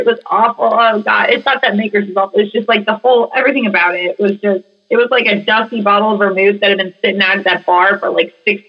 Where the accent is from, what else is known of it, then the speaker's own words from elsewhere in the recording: St. Louis, Missouri, United States; moved away as an adult; now in Louisville, United States; So I'm originally from St. Louis, mm-hmm. and then moved to Louisville about 12 years ago.